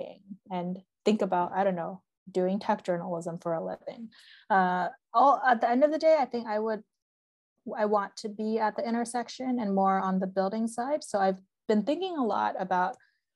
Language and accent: English; Bay Area, Northern California, United States; moved away as an adult; also born or lived in Massachusetts; I'm from the Bay Area, which is very like the heart of Silicon Valley, very STEM heavy